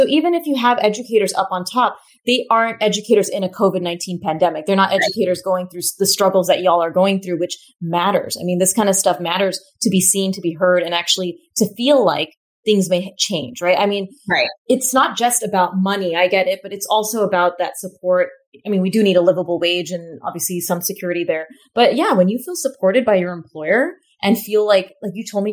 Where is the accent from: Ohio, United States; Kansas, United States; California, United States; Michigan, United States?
California, United States; I grew up in America, I grew up in California